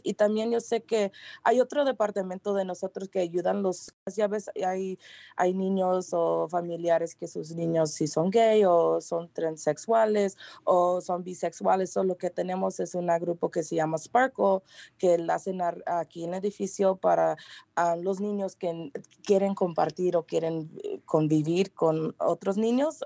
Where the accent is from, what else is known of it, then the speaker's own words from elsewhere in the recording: San Rafael, California, United States; aquí en San Rafael, conozco mucho de Marin County, aquí nací, aquí vivo